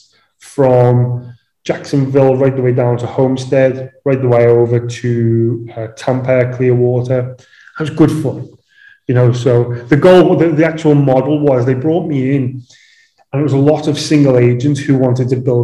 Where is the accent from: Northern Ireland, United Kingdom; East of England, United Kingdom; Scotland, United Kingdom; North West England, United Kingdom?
North West England, United Kingdom; Liverpool; moved away as an adult; also born or lived in London / Dubai; I'm from Liverpool, home of the …